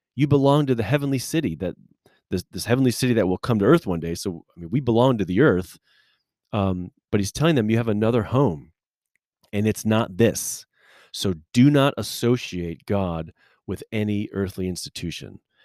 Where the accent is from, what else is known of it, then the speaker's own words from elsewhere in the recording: United States; as American Christian people